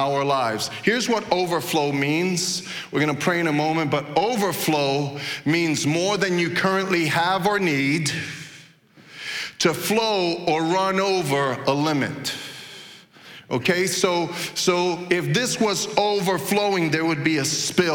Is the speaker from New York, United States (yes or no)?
yes; New York City, New York, United States; moved away; So I grew up in Brooklyn